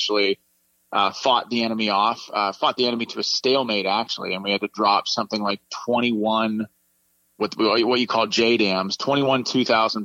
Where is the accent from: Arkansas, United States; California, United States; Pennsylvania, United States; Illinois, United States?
Pennsylvania, United States; Pittsburgh; I'm also from Pittsburgh, Pennsylvania, which is the Steel City